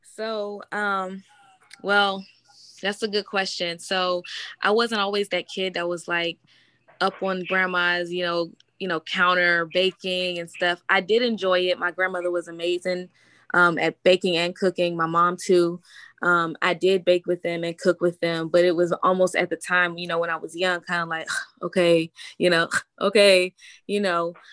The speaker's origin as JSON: {"language": "English", "town": "Washington", "region": "District of Columbia", "country": "United States", "said": "I'm from Washington, D.C."}